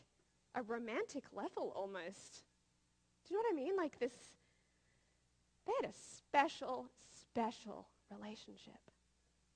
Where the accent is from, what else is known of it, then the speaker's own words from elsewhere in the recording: Australia; now in United States; I'm from Australia, but now I live in America